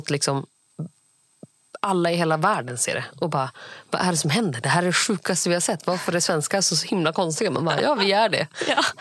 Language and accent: Swedish; India; eftersom att jag är indier.